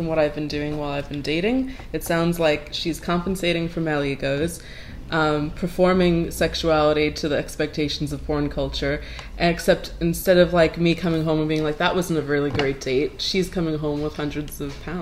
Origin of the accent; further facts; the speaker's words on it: New York City, New York, United States; moved away as an adult; also born or lived in London; now in Brooklyn, United States; I grew up in Queens